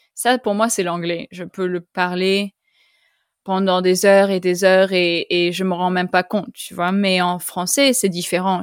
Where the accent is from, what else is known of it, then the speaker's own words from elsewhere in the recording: Costa Rica; first language French and Spanish; moved away; also born or lived in Canada; j'ai grandi au Costa Rica. Mes parents sont français. Alors, j'ai grandi en parlant français et espagnol.